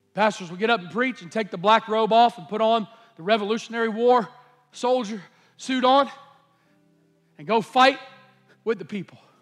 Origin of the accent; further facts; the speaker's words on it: United States; I'm an American